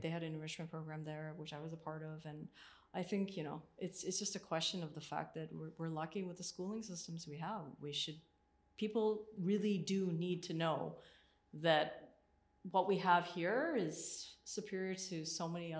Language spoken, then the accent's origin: English; Scarborough, Ontario, Canada; When I grew up, I was born and raised in Scarborough. So I'm also from this area. And so I grew up in this area, but then, you know, my parents wanted to move out of this area.